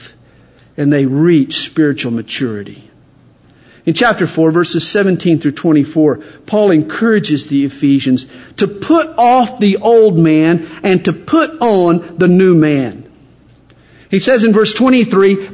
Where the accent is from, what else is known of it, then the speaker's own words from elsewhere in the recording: the South, United States; accent: Southern; I'm from the South. I just open my mouth. And my accent gives me away